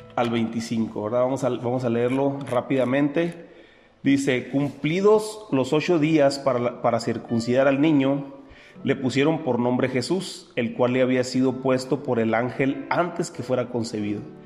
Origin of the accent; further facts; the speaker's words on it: Mexico; nosotros como mexicanos